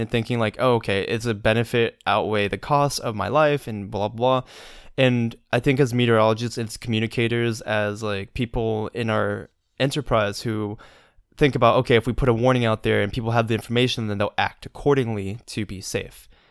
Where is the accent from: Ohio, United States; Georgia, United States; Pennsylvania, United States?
Georgia, United States; I'm a Georgia boy